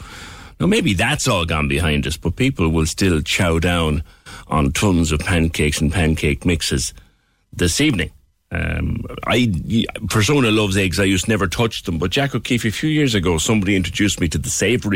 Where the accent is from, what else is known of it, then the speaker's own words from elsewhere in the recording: Ireland; we are very sweet mouthed in Ireland, and in Cork in particular.